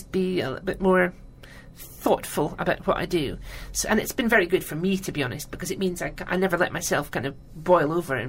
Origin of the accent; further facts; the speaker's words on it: Scotland, United Kingdom; I'm Scottish